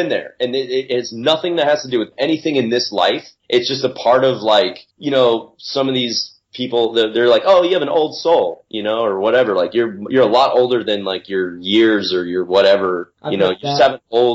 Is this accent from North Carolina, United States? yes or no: yes; North Carolina, United States; There was a skate park in my hometown in North Carolina